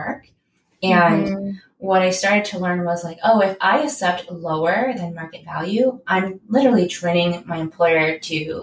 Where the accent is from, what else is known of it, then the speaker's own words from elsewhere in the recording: San Diego, California, United States; also born or lived in Davis, California; I'm originally from San Diego